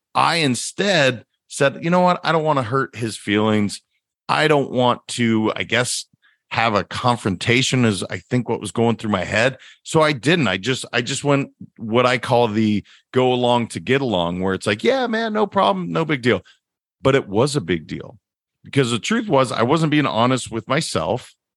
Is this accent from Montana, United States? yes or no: yes; Montana, United States; moved away; I'm originally from Montana